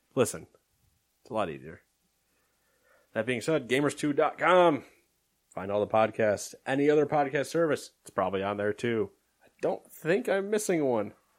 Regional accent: United States; I'm American

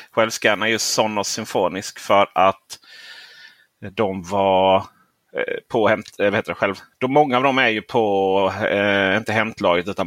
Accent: Lund, Skåne, Sweden; also born or lived in Helsingborg; Jag är född i Lund men okay. jag har bott 11 år i Helsingborg.

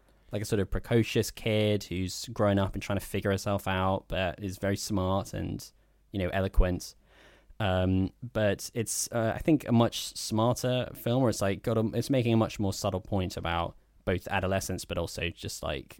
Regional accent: Ham, London, United Kingdom; we grew up in the Sacramento of southwest London. Ham.

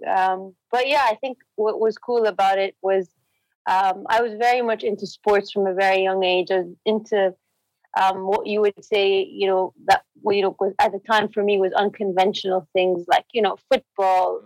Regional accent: Jeddah, Makkah Province, Saudi Arabia; moved away as an adult; also born or lived in Cambridge, United Kingdom; I grew up in Saudi, in Jeddah

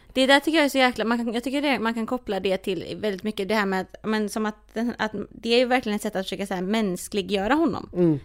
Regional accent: Sweden; vi är födda här. Alltså mm. så här, mm. vi, vi har ju inte den, vi är ju uppvuxna på ett, i Sverige

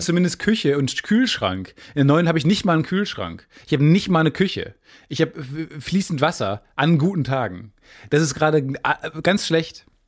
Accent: Kamen, North Rhine-Westphalia, Germany; bei uns in Kamen

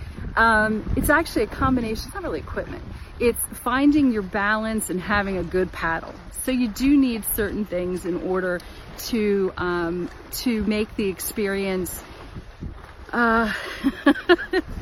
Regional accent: Washington, District of Columbia, United States; I'm in the Washington DC area.

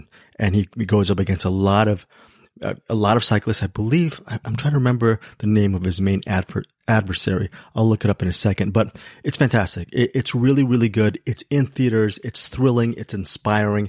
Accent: United States; I'm American

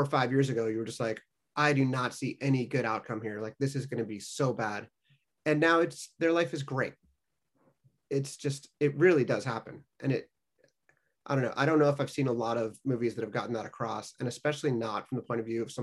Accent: Los Angeles, California, United States; moved away; I'm from LA and have left

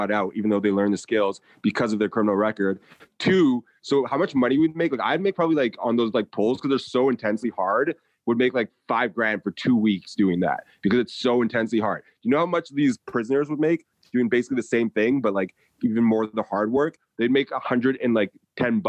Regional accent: United States; being an American

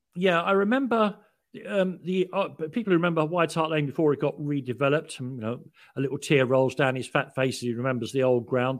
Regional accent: London, United Kingdom; moved away; also born or lived in Paddington, London; I was born in Prague Street Hospital in Paddington, 'cause my father was a realman and worked at Paddington. Um, uh, but I was brought up in Islington

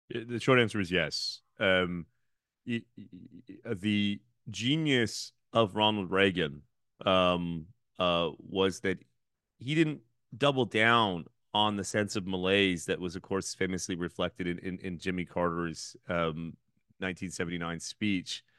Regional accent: Thunder Bay, Ontario, Canada; my hometown of Thunder Bay

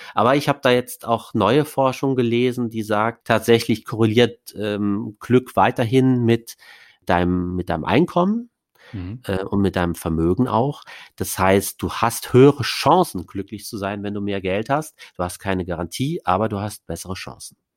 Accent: Saarland, Germany; now in Berlin, Germany; Das ist meine Heimat, das kleinste Bundesland

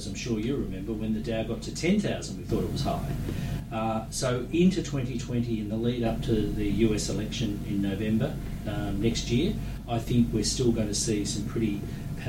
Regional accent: Australia

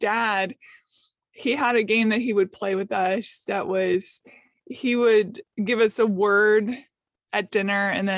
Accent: Seattle, Washington, United States; now in Nashville, United States; I was born in Seattle. We traveled around a lot for my parents' careers and then settled back in Seattle. I went to Nashville, Tennessee.

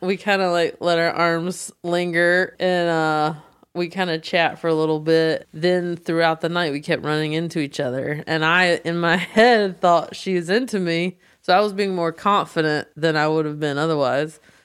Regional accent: the South, United States; moved away as an adult; now in Los Angeles, United States; I was growing up in the South and it's a more conservative area

